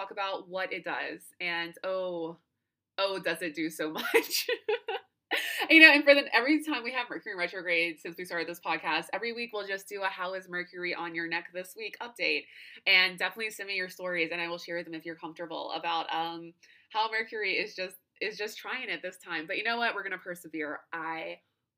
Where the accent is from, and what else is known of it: United States